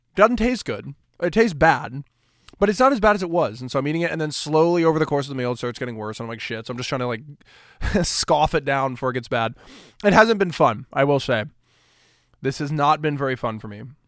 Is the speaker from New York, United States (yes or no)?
no; Kansas, United States; Kansas, right? My home state